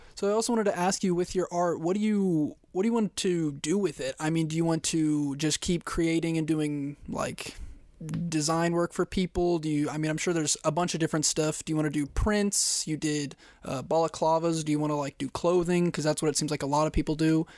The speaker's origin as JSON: {"language": "English", "region": "Kansas", "country": "United States", "said": "I'm from Kansas"}